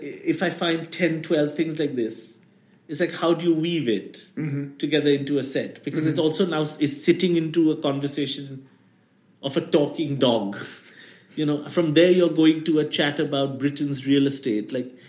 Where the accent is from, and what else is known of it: India